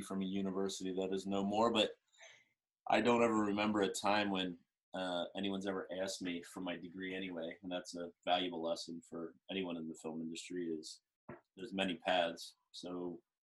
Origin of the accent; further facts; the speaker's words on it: Central Maryland, United States; moved away as an adult; also born or lived in Central Pennsylvania / Santa Barbara; I grew up in Central Maryland